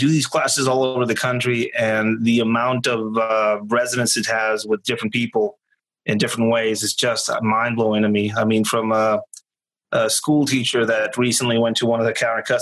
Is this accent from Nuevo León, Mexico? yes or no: no; Tijuana, Baja California, Mexico; moved away; I am not from California. I was born in Tijuana, Mexico